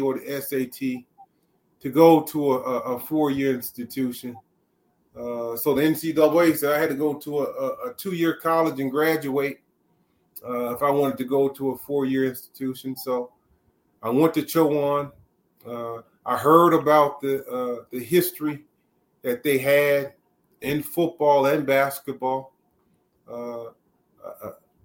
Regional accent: New Bern, North Carolina, United States; you're from, New Bern, but really I'm from Duffy Field. Duffy Field is a predominantly black neighborhood with about 150 to 200 homes, let's say about close to 200 families. It was founded in the late 1890s. That's where I was born and raised

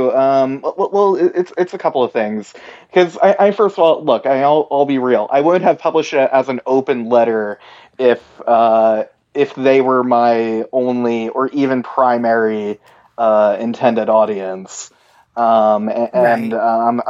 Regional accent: United States; me, as a American Jew

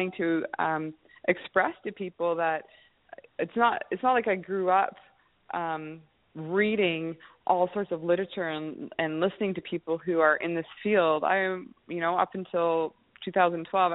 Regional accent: Kamloops, British Columbia, Canada; I'm a landscaper from Kamloops, British Columbia

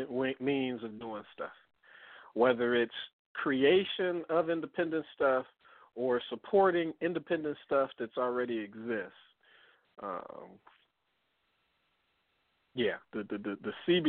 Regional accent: Detroit, Michigan, United States; moved away; I'm from Detroit. I was out of Detroit

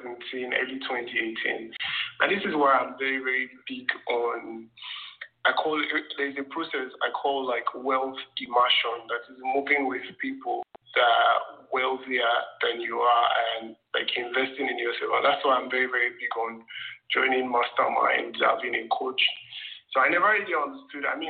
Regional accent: Nigeria; I grew up in Nigeria

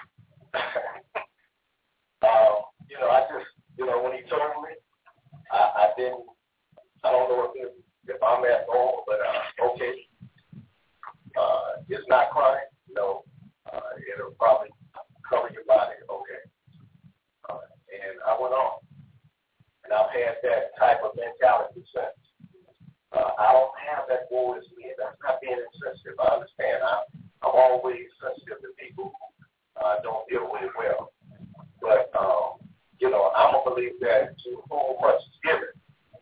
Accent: Muskegon, Michigan, United States; I'm from Muskegon, Michigan, which is a couple hours from Detroit

